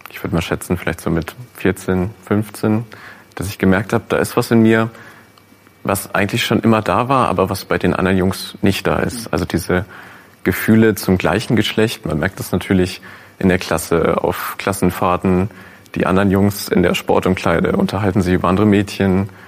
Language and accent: German; North Rhine-Westphalia, Germany; Also ich bin sehr ländlich aufgewachsen in NRW